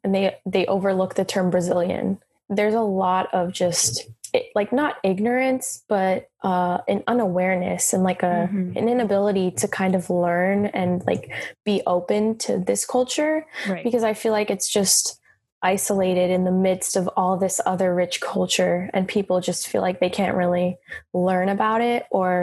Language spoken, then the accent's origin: English; Florida, United States; I was born and raised in Florida